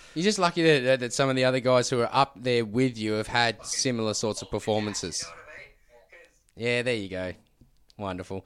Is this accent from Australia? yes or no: yes; Queensland, Australia; as a Queenslander